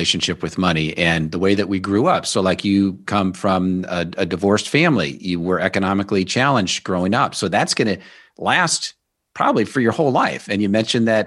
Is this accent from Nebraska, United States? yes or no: yes; Omaha, Nebraska, United States; I grew up in Omaha, Nebraska